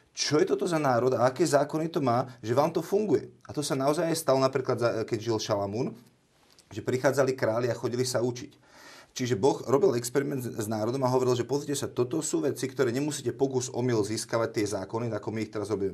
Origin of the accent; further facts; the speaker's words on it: Slovakia; sme Slováci naďalej